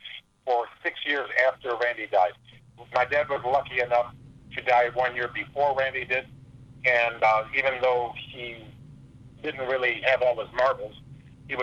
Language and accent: English; Canada; moved away; also born or lived in Hawaii; I'm a Canadian. I was born in Canada